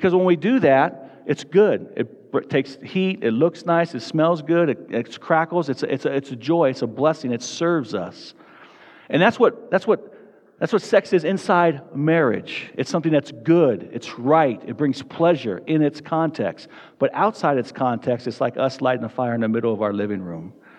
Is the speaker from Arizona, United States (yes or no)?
yes; Tucson, Arizona, United States; now in Fort Collins, United States; I grew up in Tucson, Arizona.